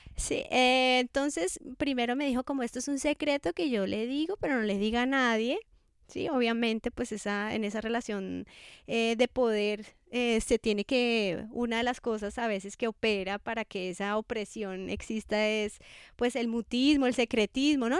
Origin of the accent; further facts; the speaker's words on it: Bogotá, Colombia; moved away as an adult; also born or lived in Scotland; now in Cali, Colombia; soy de Bogotá